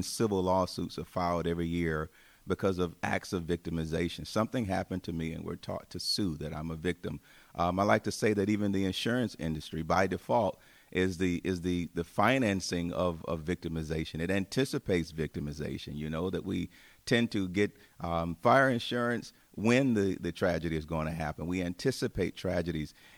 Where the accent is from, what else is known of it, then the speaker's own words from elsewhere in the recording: Tuscaloosa, Alabama, United States; also born or lived in Chicago area; now in Chicago, United States; I grew up in Alabama, as we mentioned before, in the city of Tuscaloosa